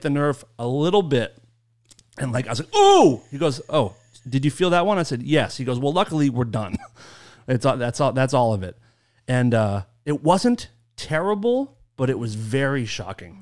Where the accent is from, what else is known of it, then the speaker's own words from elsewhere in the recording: Maine, United States; accent: Maine; moved away; it's my favorite accent. I grew up with it